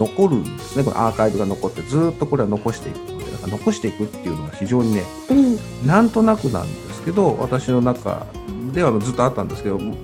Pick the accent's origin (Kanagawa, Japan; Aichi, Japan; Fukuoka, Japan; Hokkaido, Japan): Aichi, Japan; Nagoya; 私名古屋の出身ですけど